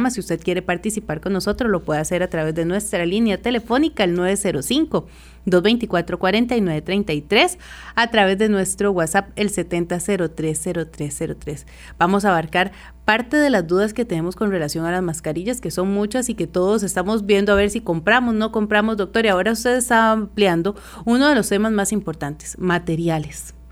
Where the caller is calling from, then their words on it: Poás, Alajuela, Costa Rica; de Carillos de Poaz